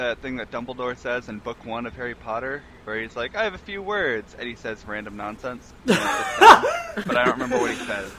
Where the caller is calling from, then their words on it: New Zealand; I'm calling from New Zealand. Exotic New Zealand.